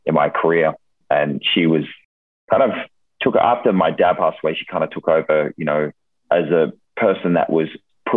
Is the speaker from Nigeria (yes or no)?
no; Australia; moved away; So I'm originally from Australia, if you can't hear it in my accent already, but originally from Australia. And, you know, I grew up kind of in a small country town.